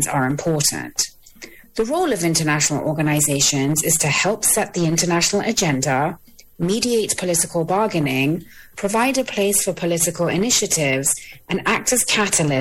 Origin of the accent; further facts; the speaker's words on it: United Kingdom; now in Washington, D.C., United States; While I am British, I am based in Washington, D.C.